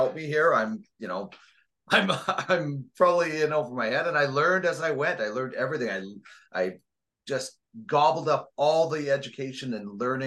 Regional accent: Brandon, Manitoba, Canada; moved away as an adult; also born or lived in Red Deer / Regina; it was the city I grew up

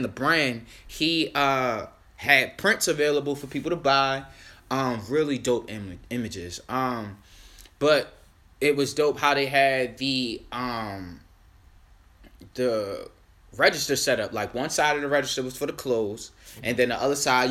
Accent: Baltimore, Maryland, United States; I'm from Baltimore

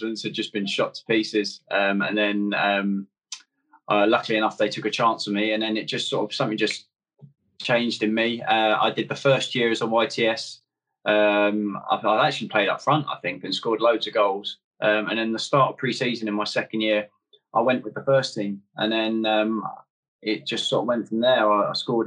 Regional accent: Guildford, South East England, United Kingdom; also born or lived in Middlesbrough; grew up in Guildford, so I've always sort of been a Surrey boy

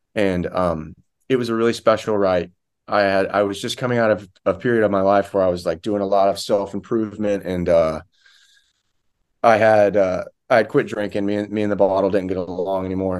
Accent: rural Florida, United States; I'm from Florida

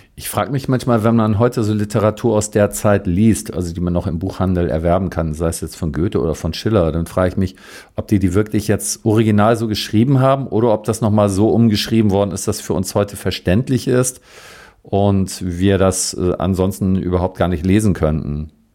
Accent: Northern Germany, Germany; ich bin so aus Norddeutschland

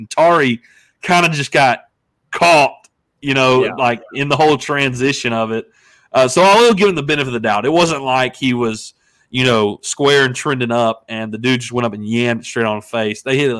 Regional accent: Memphis, Tennessee, United States; We're from Memphis.

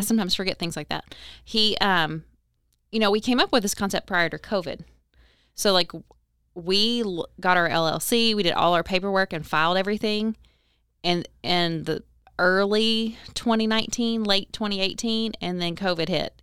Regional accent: Owensboro, Kentucky, United States; moved away as an adult; also born or lived in Hardinsburg, Kentucky / Lexington, Kentucky; I'm born and raised in Owensboro. I was technically born in Hardensburg, but I've lived here my whole life

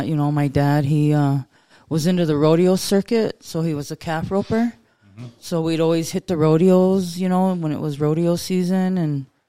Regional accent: Lodge Grass, Montana, United States; I grew up in Lodgegrass. I've lived there my whole life.

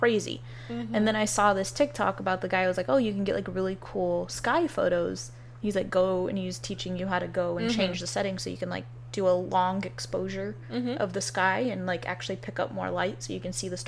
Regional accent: California, United States

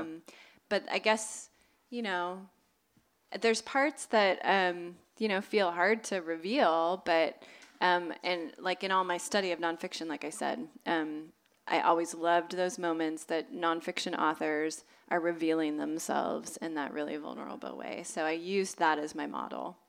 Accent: Southern California, United States; born or raised there

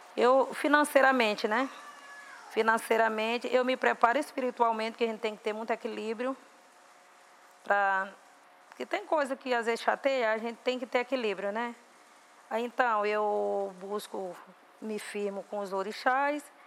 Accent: Viana, Maranhão, Brazil; em Viana, num lugar chamado Bandeirante, que é um lugar mais retirado, que é a zona mais rural de Viana, que foi justamente onde eu nasci

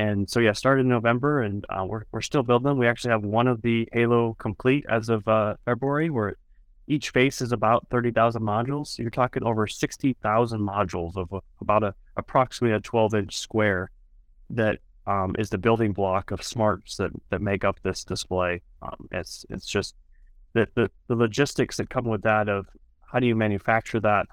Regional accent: South Dakota, United States; growing up in South Dakota

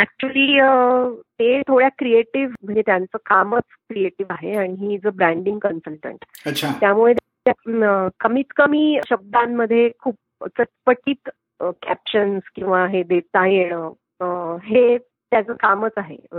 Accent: Nashik, Maharashtra, India; मी नाशिकची आहे आणि माझं माहेर सासर दोन्ही नाशिक आणि I was born and brought up in Nashik

